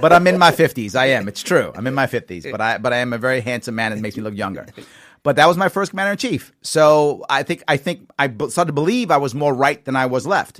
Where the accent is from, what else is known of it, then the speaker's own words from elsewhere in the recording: New York City, New York, United States; also born or lived in Long Island, New York / Queens, New York; I was raised in the Bronx. But as a teenager, I was on Long Island